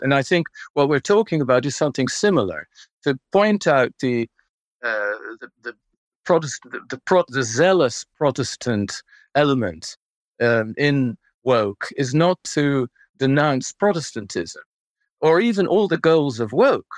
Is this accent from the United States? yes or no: no; Netherlands; moved away; as a Dutchman, uh, growing up in Holland